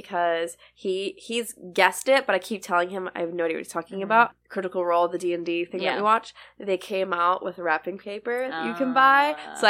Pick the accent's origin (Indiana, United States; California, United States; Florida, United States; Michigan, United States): Florida, United States; now in South Carolina, United States; I'm from Florida